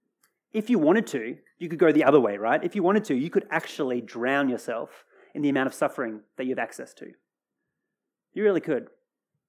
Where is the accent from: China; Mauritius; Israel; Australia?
Australia; Australia's my home, well and truly